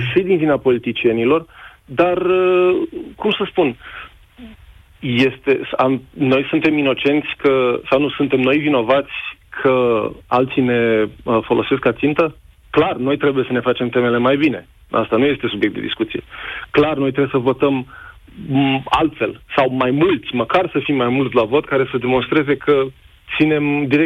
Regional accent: Romania; now in Netherlands; Um, eu, evident, sunt român, lucrez în Olanda ca inginer.

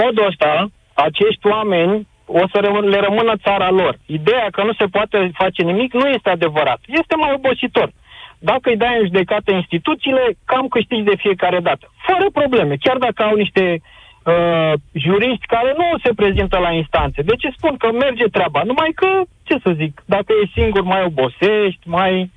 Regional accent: Bucharest, Romania; eu sunt din București

